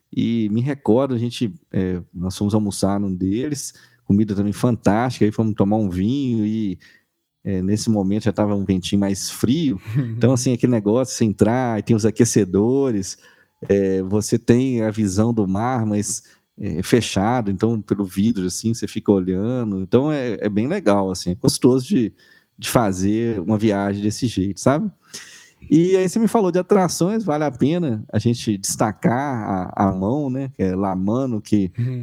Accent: Minas Gerais, Brazil; sou de Minas Gerais

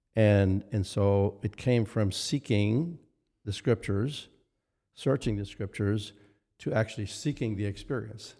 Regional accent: near Winnipeg, Manitoba, Canada; born or raised there

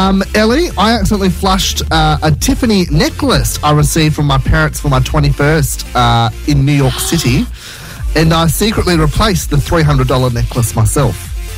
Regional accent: Blacktown, New South Wales, Australia; We're from Blacktown.

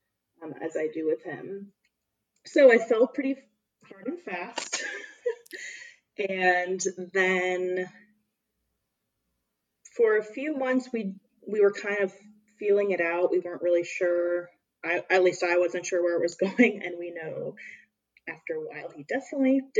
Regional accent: Hamilton, Ohio, United States; moved away as an adult; now in Chicago, United States; I am originally from Cincinnati, Ohio area, in a small town called Hamilton, Ohio

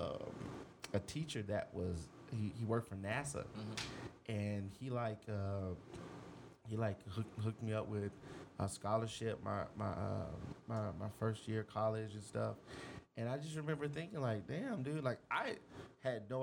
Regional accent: Houston, Texas, United States; South Texas. I grew up in Houston

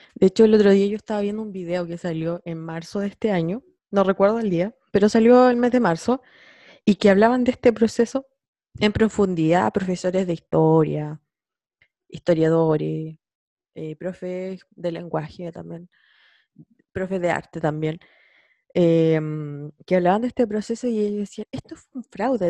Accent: San Javier, Maule, Chile; now in Concepción, Chile; yo soy de San Javier y yo vivo en Conce

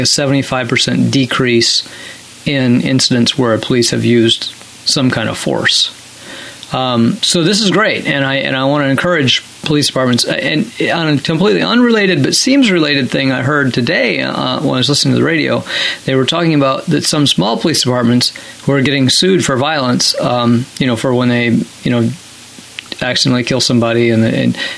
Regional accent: Minnesota, United States; I grew up in Minnesota

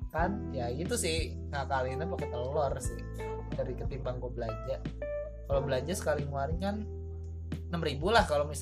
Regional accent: Bekasi, West Java, Indonesia; gue dari Bekasi bawa beras loh

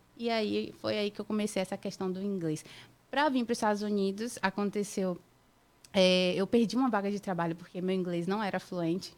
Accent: Salvador, Bahia, Brazil; accent: baiano; first language Portuguese; now in United States; eu sou de Salvador, Bahia

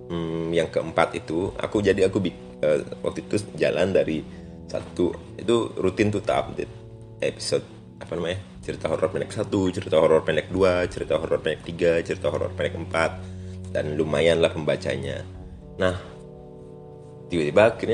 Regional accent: Bali, Indonesia; karena aku orang Bali

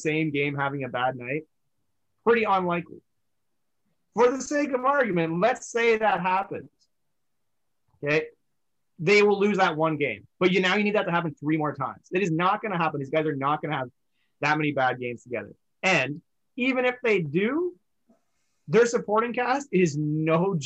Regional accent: Canada; as a Canadian Hoops fan

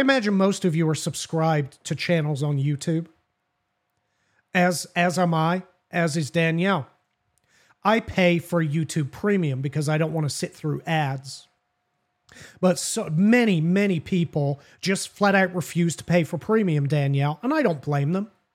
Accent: England, United Kingdom; now in United States; I'm from Great Britain

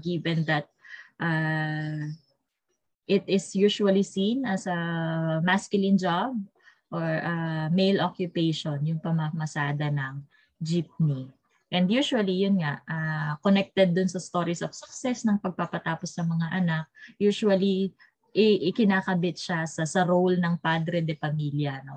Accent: Philippines; our Filipino identity

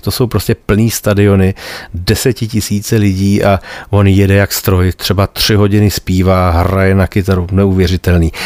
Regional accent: Bohemia, Czechia; u nás v Čechách

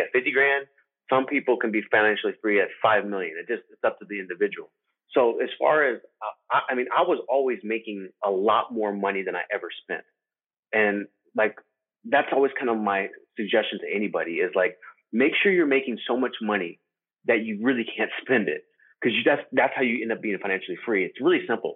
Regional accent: Arizona, United States; I was born in Arizona

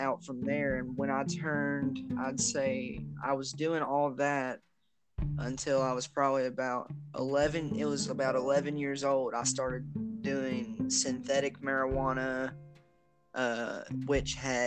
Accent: Versailles, Kentucky, United States; moved away; I am from Versailles, Kentucky, originally

